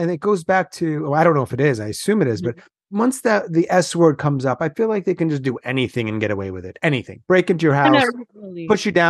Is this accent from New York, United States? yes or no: yes; Long Island, New York, United States; I'm from Long Island.